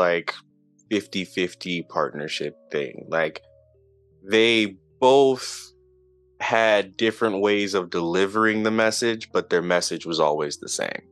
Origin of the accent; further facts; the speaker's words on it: Charlotte, North Carolina, United States; moved away as an adult; now in Seattle, United States; From Charlotte, North Carolina. I grew up there, born and raised there